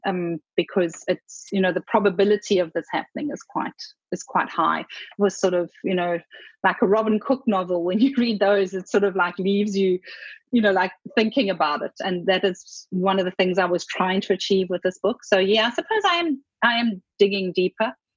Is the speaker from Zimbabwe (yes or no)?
yes; Zimbabwe; I was born in Zimbabwe and did extensive travel there